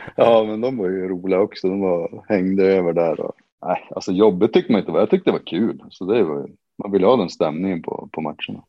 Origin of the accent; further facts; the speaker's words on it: Boliden, Västerbotten County, Sweden; also born or lived in Riga, Latvia; Det är liksom hemma för mig eftersom jag är uppväxt just utanför i Boliden